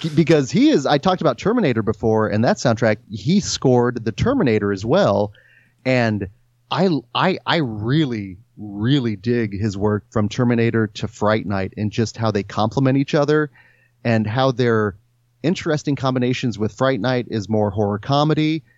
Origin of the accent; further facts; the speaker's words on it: Stanley, Kansas, United States; I grew up in Stanley, Kansas, which does not exist anymore